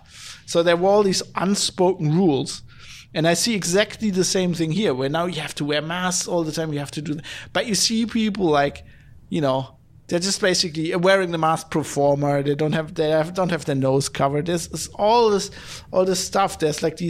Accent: Germany; accent: German; English is a second language; as a German

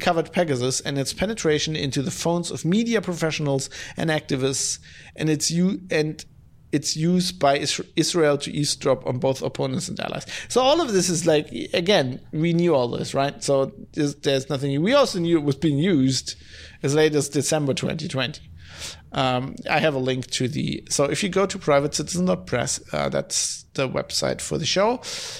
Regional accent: Germany; English is a second language; You know, I'm from Germany, so there's I don't have as much contact with Yiddish as people from the US

